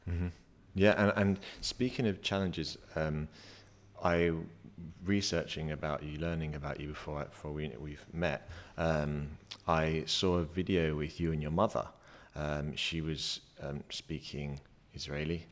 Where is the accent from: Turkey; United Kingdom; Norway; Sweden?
United Kingdom; England; also born or lived in London; now in Dublin, Ireland; I'm from England